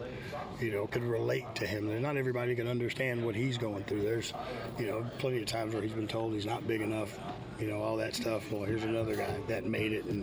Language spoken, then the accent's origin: English; Houston, Texas, United States; I grew up in Houston. So growing up in Houston, we hated the Cowboys